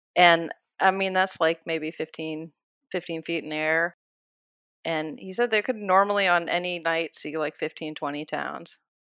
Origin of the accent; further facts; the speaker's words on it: Iowa, United States; also born or lived in Kansas; I'm from Iowa, and I love Iowa